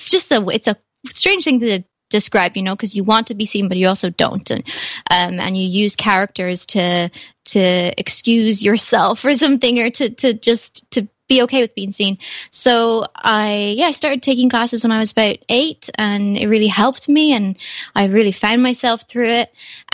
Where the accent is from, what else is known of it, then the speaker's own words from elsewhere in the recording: Ireland; I will say I'm proud to be Irish, and I love what it has taught me and what it's nurtured in me.